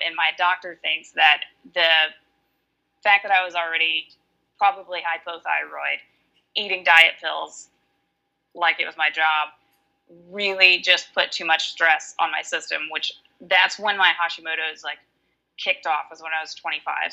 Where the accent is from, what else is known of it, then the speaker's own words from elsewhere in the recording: Alabama, United States; now in Washington, United States; I am from Alabama, but I live in Washington.